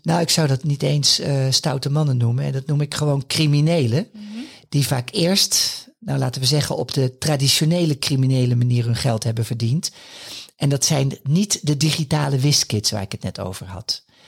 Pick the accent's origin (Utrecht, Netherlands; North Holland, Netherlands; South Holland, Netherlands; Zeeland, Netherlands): North Holland, Netherlands; Haarlem; Haarlem is mijn geboorteplaats